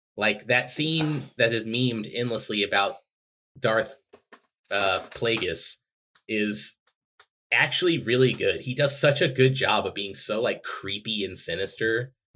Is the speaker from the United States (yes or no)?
yes; Texas, United States; I'm from Texas